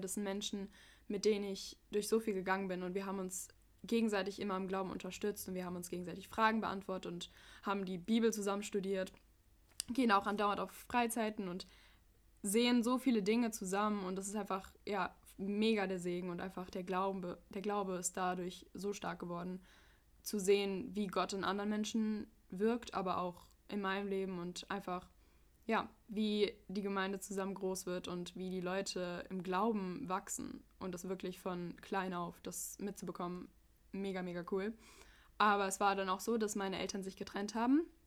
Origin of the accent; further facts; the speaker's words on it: United States; now in Frankfurt, Germany; ich bin Amerikanerin